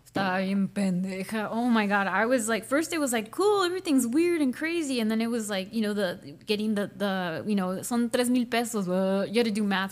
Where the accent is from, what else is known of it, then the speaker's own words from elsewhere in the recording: Chula Vista, California, United States; also born or lived in Tijuana; I grew up on Palomar Street, Section Eight, like between Second and no, yeah, Second and and First Avenue